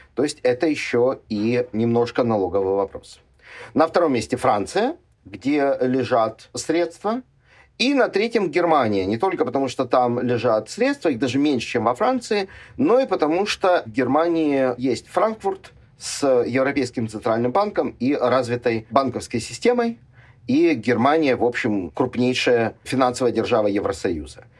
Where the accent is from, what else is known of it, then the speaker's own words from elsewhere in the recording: Ukraine; мне, как уроженцу и гражданину Украины